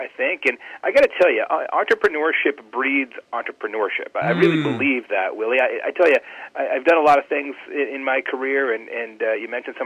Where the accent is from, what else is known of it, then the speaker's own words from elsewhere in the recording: Arizona, United States; now in Indiana, United States; I'm originally from Arizona. I live in Indiana now.